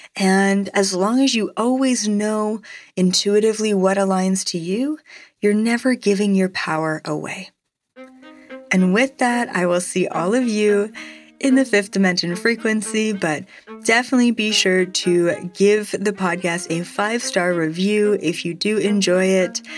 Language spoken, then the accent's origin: English; Canada; as a Canadian